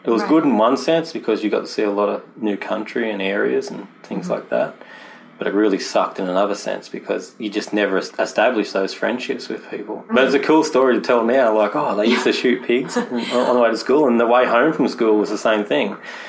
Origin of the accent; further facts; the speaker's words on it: New South Wales, Australia; also born or lived in Newcastle, Australia; I was born in Newcastle, where we're shooting this podcast from now, which is, as you've seen already, it's a beautiful little coastal town. Mm-hmm. But we moved around a lot, mostly New South Wales